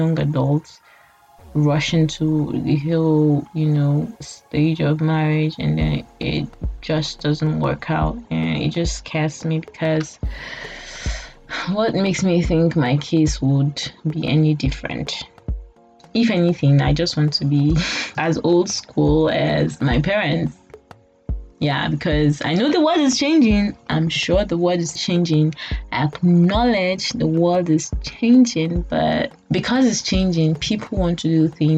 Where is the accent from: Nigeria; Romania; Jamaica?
Nigeria; I'm talking as a Nigerian from a background that, you know, my parents paid my school fees